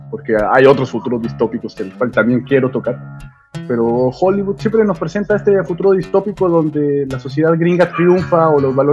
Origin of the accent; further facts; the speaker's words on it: Cuba; Vamos a sobrevivir, soy cubano, loco.